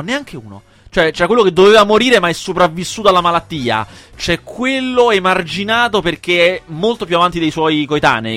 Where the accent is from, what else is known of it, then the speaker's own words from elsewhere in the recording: Rome, Lazio, Italy; vivo io, uno nato e cresciuto a Roma